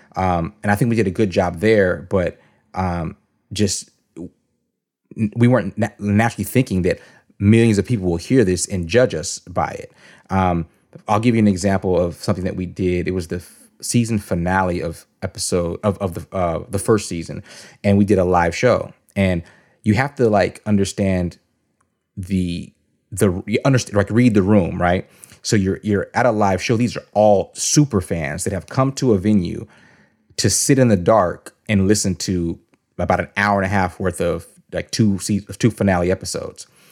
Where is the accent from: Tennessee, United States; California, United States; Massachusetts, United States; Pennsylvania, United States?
California, United States; San Jose; moved away as an adult; now in Atlanta, United States; I'm from the Bay Area, San Jose, California.